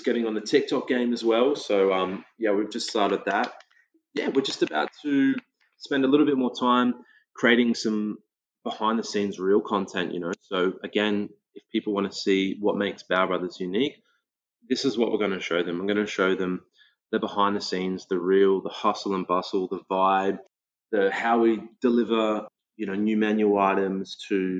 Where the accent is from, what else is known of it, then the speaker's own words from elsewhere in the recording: Australia; growing up in the Australian multicultural climate, you know, like as a kid, you're growing up